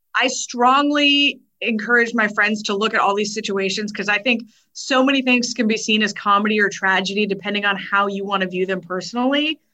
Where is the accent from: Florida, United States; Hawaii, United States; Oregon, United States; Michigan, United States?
Oregon, United States; Prineville; There was a place where I grew up in Prineville called Grizzly Bear Pizza